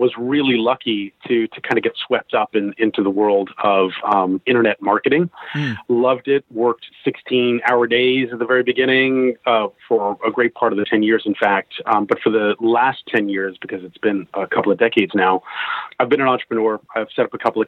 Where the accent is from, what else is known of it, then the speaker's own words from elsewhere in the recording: United States; accent: American twang; moved away as an adult; also born or lived in Seattle; now in London, United Kingdom; I'm an American living in London. I've been living in London for about 20 years. I moved here from Seattle